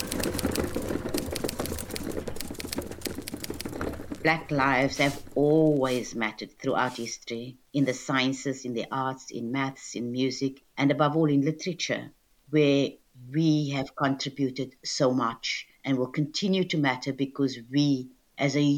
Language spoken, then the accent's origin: English; Cape Town, Western Cape, South Africa; moved away as an adult; now in United Kingdom; I was born in Cape Town in what was then apartheid South Africa in 1958